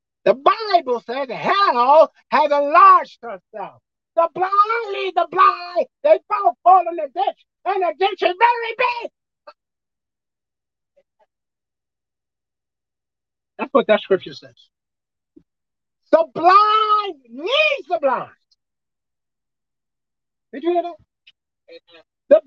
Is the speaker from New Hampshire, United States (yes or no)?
no; New York City, New York, United States; I was raised in Brooklyn.